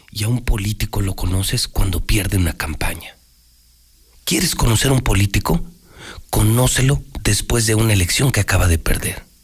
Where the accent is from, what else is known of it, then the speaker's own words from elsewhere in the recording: Aguascalientes, Mexico; yo sí soy de Aguascalientes